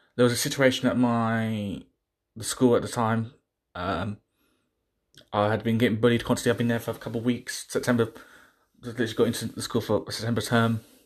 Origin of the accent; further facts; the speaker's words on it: United Kingdom; I'm not from Pakistan. I'm from this country. I was born in this country